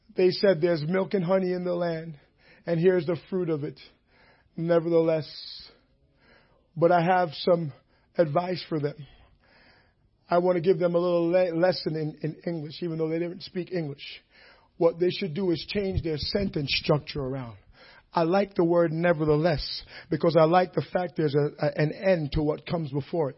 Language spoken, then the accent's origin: English; Jamaica; moved away; I grew up in Jamaica